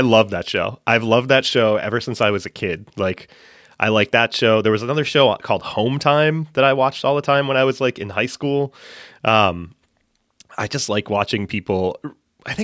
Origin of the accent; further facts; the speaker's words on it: Massachusetts, United States; I grew up in central Massachusetts, and now I live just north of Boston.